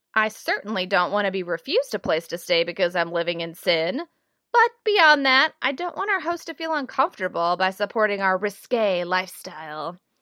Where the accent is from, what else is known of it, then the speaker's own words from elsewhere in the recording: the South, United States; moved away; Growing up in the South